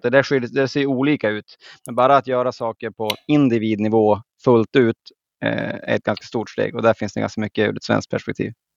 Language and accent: Swedish; Skellefteå, Västerbotten County, Sweden; nu är jag från, de flesta har hört att jag är från Norrland, men från Skellefteå